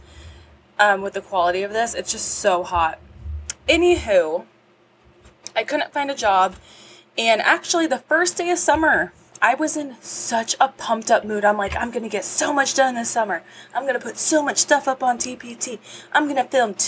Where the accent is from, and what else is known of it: California, United States; born or raised there